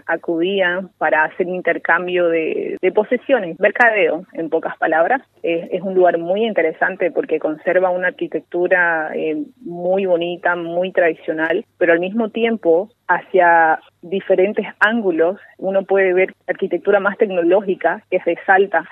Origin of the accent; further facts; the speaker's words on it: Bolivia; moved away as an adult; now in Doha, Qatar; en mi país, Bolivia